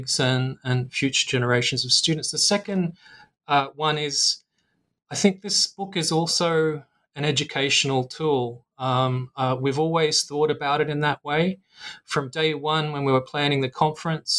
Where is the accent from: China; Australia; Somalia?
Australia; now in Singapore; my home country of Australia